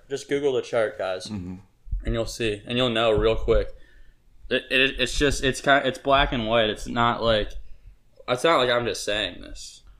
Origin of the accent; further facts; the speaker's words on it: Cincinnati, Ohio, United States; we're repping my hometown, Cincinnati 513